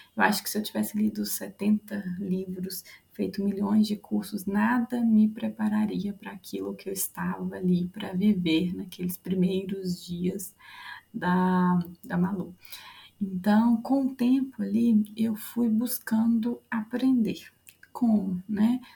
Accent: Curvelo, Minas Gerais, Brazil; eu sou de Curvelo

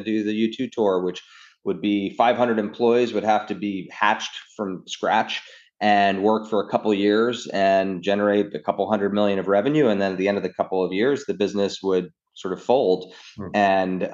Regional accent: New York City, New York, United States; I grew up in New York, actually Upper East Side until I was 12.

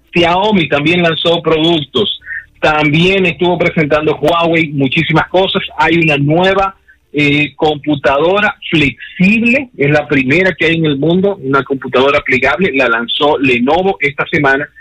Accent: Dominican Republic; somos República Dominicana

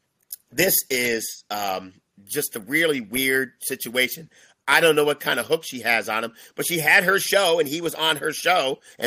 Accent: Connecticut, United States; moved away; I'm from Connecticut

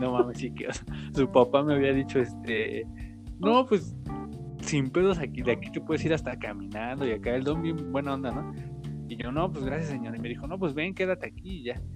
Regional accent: Tultitlán, State of Mexico, Mexico; yo soy de Tultitlán

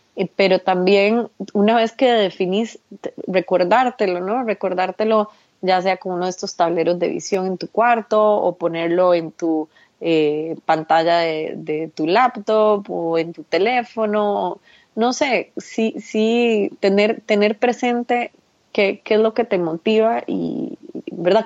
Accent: Costa Rica; en mi país usamos un dicho, en Costa Rica usamos un dicho

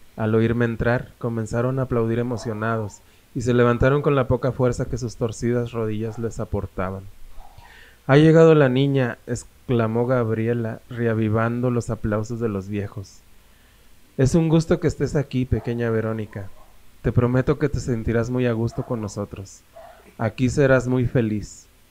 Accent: Saltillo, Coahuila, Mexico; yo soy de Saltillo

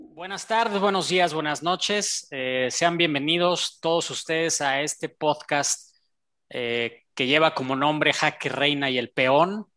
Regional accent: Mexico; aquí como, como mexicano

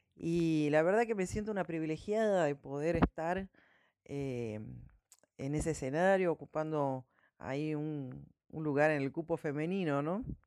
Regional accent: Monteros, Tucumán, Argentina; moved away as an adult; now in Catamarca, Argentina; Yo soy de Monteros, de Tucumán, y vivo en Catamarca hace ya cuatro años

